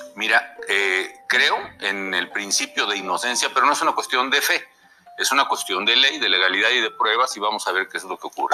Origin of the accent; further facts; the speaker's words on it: Mexico; yo creo que soy una persona, mexicana mexicano que siempre ha estado bajo ataque